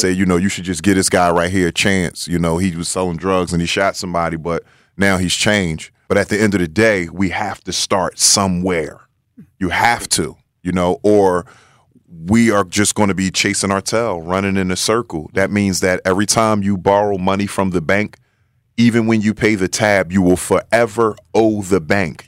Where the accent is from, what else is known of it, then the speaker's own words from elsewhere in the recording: Philadelphia, Pennsylvania, United States; growing up in North Philadelphia.